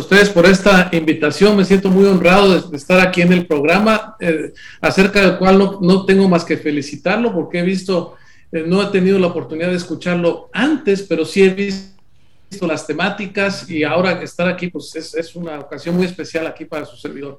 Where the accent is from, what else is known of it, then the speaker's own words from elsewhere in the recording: Córdoba, Veracruz, Mexico; Yo soy de Córdoba, Veracruz